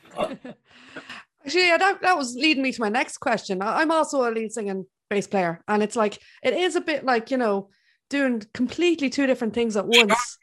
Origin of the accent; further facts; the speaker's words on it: Ireland; I'm Irish.